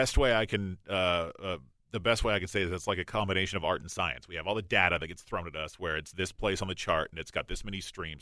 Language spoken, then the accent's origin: English; Yakima, Washington, United States; also born or lived in Portland, Oregon / Albuquerque, New Mexico / Salt Lake City, Utah / El Paso, Texas; now in Seattle, United States; I grew up 150 miles from Seattle in the central Washington